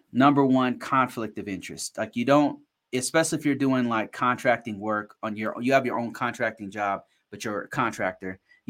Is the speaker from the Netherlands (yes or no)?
no; Ghana; I'm from Ghana. I worked for the Ghanaian government 6 years ago or whatever.